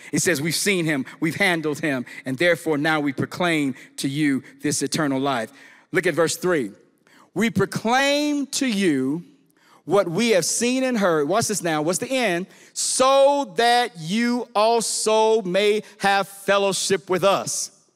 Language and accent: English; Chicago, Illinois, United States; I'm from Chicago, from the hood